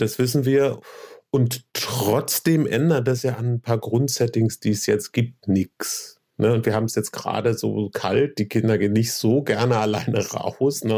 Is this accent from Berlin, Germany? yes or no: yes; Berlin, Germany; auch in Berlin geboren